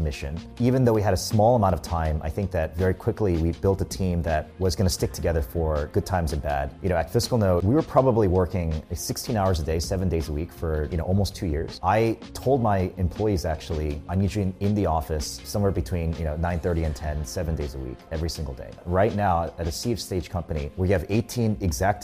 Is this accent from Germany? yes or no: no; United States; I grew up in the US